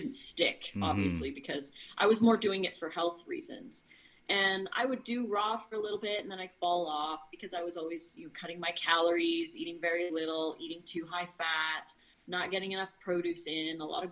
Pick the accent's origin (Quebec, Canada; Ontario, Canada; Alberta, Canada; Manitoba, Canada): Alberta, Canada; Edmonton; moved away as an adult; now in Oregon, United States; I was born in Edmonton, Alberta, Canada, and I lived there for 39 years of my life in the area